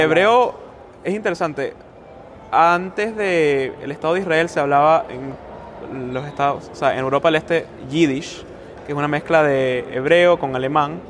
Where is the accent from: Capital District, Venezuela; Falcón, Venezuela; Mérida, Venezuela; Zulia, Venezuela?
Capital District, Venezuela; Caracas; also born or lived in South Bend, Indiana; now in Maryland, United States; yo nací en Caracas. Em, interesante, yo soy venezolano